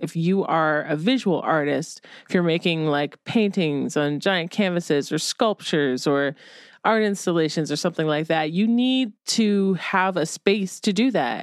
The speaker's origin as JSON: {"language": "English", "region": "Ohio", "country": "United States", "tie": "born or raised there", "moved": "yes", "said": "when I was a kid growing up in Ohio"}